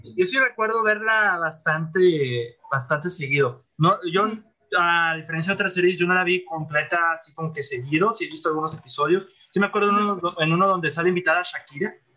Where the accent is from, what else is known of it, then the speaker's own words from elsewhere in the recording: Monterrey, Nuevo León, Mexico; Monterrey, que es mi ciudad natal